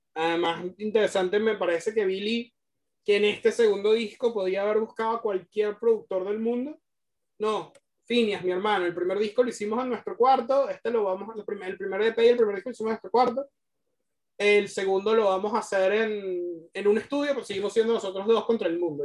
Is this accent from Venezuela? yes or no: yes; Venezuela; porque ambos somos venezolanos